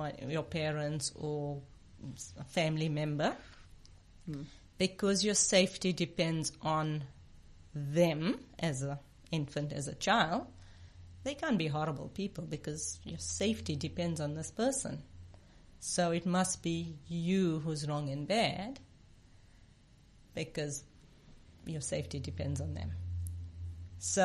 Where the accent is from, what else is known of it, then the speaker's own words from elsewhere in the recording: South Africa; I grew up in apartheid South Africa. Being an Indian woman meant I was less than